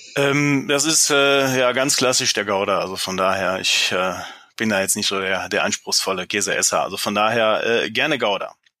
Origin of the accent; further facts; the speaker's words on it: Germany; klar bin ich Deutscher